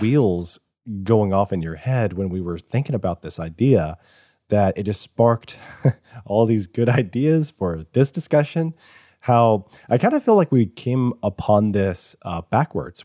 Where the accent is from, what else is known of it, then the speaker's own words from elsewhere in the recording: Virginia, United States; now in Georgia, United States; I, I was born in Virginia.